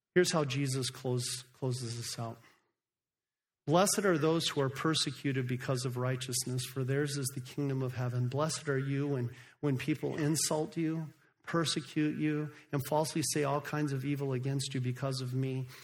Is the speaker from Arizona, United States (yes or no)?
yes; Phoenix, Arizona, United States; moved away as an adult; also born or lived in Africa; I grew up right here in Phoenix, Arizona